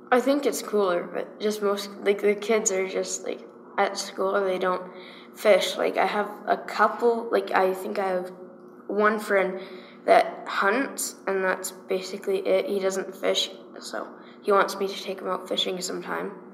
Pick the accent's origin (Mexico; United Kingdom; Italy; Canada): Canada; Calgary, Alberta; also born or lived in De Winton, Alberta; I was born in Calgary, and I was raised in Calgary